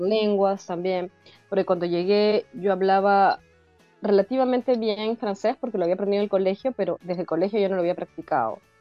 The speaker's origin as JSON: {"language": "Spanish", "country": "Peru", "moved": "yes", "lives_now": "Brussels, Belgium", "said": "ahora soy una mezcla extraña de peruana nórdica"}